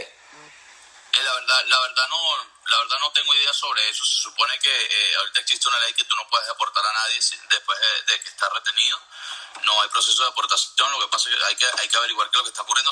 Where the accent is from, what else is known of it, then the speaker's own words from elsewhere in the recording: Venezuela; moved away as an adult; yo hablo como venezolano